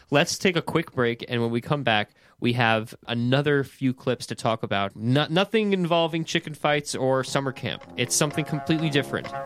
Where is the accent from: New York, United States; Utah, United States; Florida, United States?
New York, United States; Woodstock; I grew up in Woodstock, New York